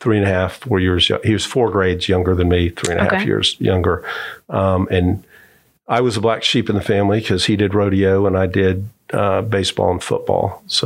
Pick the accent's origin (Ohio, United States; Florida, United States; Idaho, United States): Florida, United States; Kissimmee; now in Orlando, United States; And I grew up in Kissimmee.